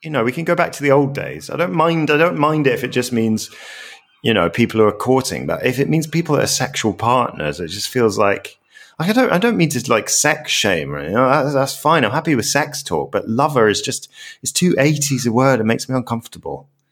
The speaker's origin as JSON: {"language": "English", "town": "Glasgow", "region": "Scotland", "country": "United Kingdom", "tie": "born or raised there", "said": "growing up in Scotland, I remember, like, I lived in really suburban Glasgow"}